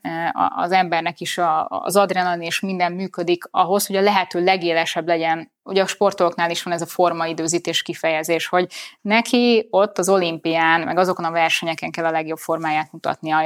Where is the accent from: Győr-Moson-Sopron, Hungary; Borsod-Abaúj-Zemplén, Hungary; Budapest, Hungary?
Budapest, Hungary; Én itt születtem, itt nőttem föl, itt élek a mai napig, eh, A szívem közepe a főváros